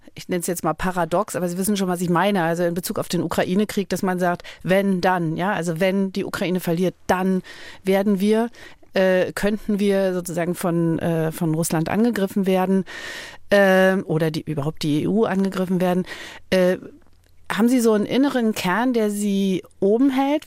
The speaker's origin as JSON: {"language": "German", "region": "Berlin", "country": "Germany", "tie": "born or raised there", "said": "als Kind in Berlin in Ruinen gespielt"}